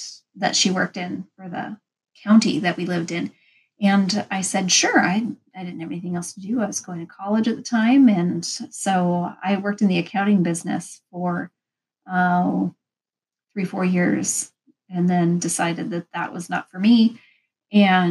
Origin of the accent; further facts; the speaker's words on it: Pacific Northwest, United States; I'm from the Pacific Northwest.